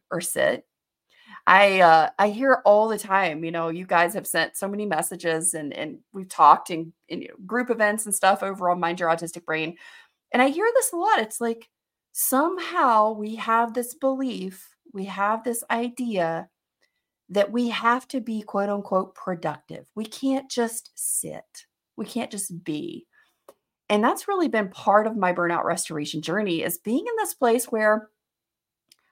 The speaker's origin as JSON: {"language": "English", "region": "Alabama", "country": "United States", "tie": "born or raised there", "said": "I grew up in Alabama as well, but you know, I grew up in a different area. I grew up in like the second largest city in the state."}